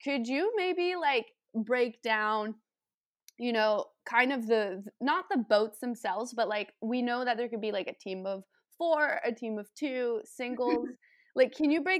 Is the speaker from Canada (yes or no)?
yes; Welland, Ontario, Canada; I grew up in Welland, Ontario, which has a big rowing club.